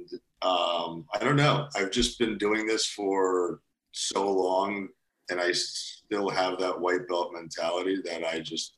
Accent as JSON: {"language": "English", "town": "Cheshire", "region": "Connecticut", "country": "United States", "tie": "born or raised there", "also_born_or_lived": "Russia / New York City / New Haven, Connecticut", "said": "We settled in Cheshire, Connecticut, where I spent most of my young life"}